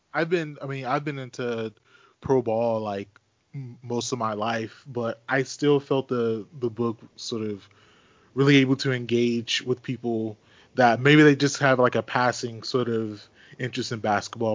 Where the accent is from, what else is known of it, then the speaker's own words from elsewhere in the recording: suburban Maryland, United States; moved away; also born or lived in Washington, D.C.; I was born in D.C. I grew up in Maryland, suburban Maryland